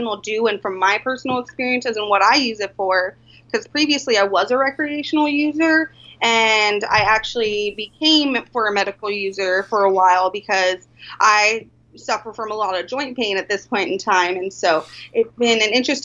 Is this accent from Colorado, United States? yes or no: yes; Colorado, United States; moved away as an adult; now in Alaska, United States; I am originally from Colorado, and I moved to Alaska actually for my first budtender position